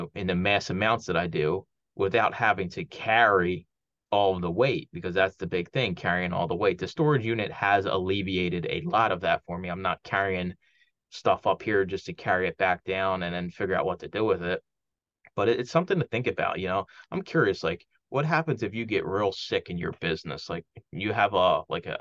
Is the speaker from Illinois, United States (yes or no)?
no; Philadelphia, Pennsylvania, United States; moved away; friends I grew up with down in Philly